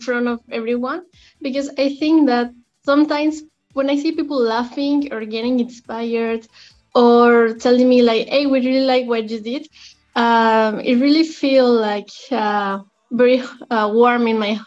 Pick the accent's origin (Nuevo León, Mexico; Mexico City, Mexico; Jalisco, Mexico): Jalisco, Mexico; Guadalajara; I'm originally from Guadalajara, Mexico.